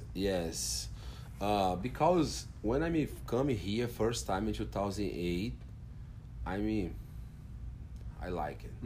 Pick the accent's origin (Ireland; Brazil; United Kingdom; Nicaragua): Brazil; Brasília, Federal District; English is a second language; now in Fort Worth, United States; I'm from Brazil, and Brazil, Brasilia, in capital there